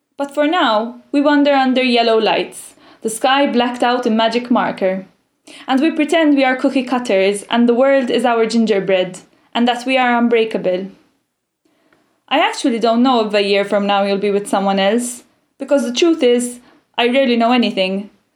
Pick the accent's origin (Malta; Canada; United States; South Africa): Malta; I'm from a tiny island in the Mediterranean called Malta.